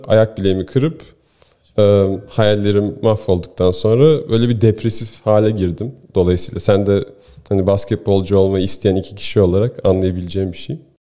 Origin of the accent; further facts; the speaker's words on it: Istanbul, Turkey; moved away as an adult; also born or lived in Ohio, United States; now in United States; ben doğma büyüme İstanbulluyum şimdi.